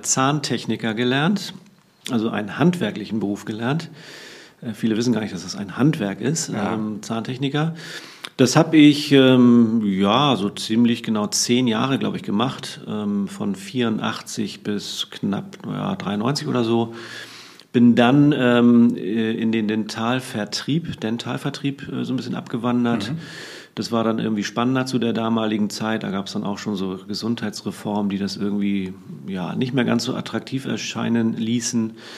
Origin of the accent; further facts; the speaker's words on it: Hamburg, Germany; also born or lived in Cuxhaven; Geboren bin ich allerdings in Cuxhaven, aber meine Eltern haben mich recht früh hier nach Hamburg getragen als ich noch nicht laufen konnte und bin im Grunde auch hier in den Walddörfern im Norden Hamburgs groß geworden